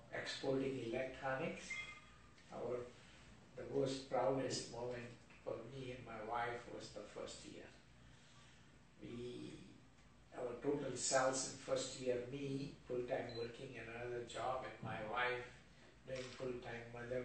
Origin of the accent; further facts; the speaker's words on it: Mumbai, Maharashtra, India; moved away as an adult; also born or lived in Mandvi, Kutch, Gujarat; now in United States; I grew up in Mumbai from 6 to 21. And I came to America at age 22.